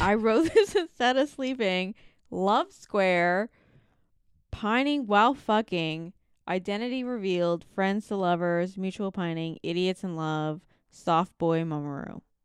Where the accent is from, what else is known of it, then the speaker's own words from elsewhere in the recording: Canada; we grew up in Canada